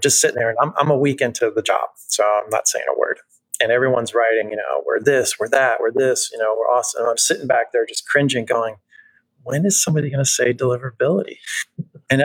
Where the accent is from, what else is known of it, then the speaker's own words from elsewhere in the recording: New Jersey, United States; I'm from Jersey